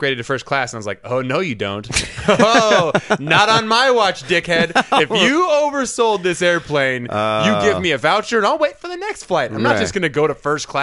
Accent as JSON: {"language": "English", "area": "Whidbey Island", "region": "Washington", "country": "United States", "tie": "born or raised there", "said": "I grew up in Washington, so it was like Whidbey Island."}